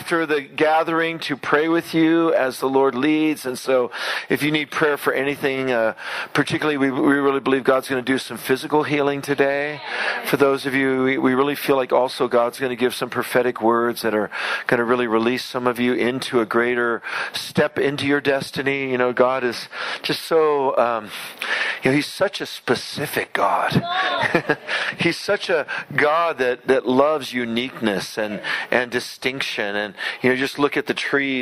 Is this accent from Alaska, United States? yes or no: no; San Francisco, California, United States; I was raised in San Francisco with no Christian upbringing